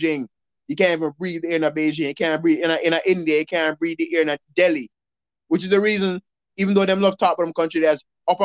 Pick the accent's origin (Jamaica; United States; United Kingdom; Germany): Jamaica; we're Jamaican